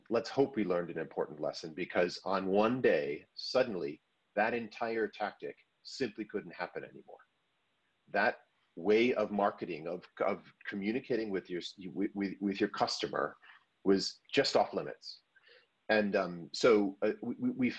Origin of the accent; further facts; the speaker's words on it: United States; I'm an American